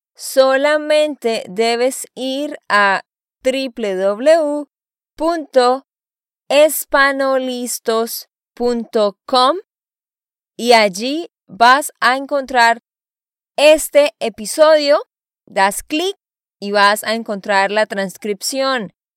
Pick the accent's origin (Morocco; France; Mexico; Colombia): Colombia; Bucaramanga, Santander; moved away as an adult; also born or lived in Barranquilla, Colombia; now in United States; Después vivimos en el campo por cinco años y después nos fuimos a la ciudad de Bucaramanga y allá terminé mis estudios